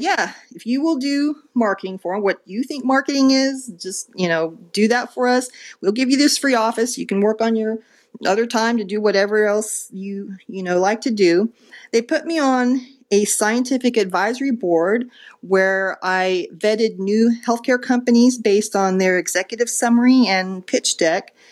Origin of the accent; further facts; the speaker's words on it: Dallas, Texas, United States; moved away as an adult; also born or lived in Rhode Island; came back to Dallas, my hometown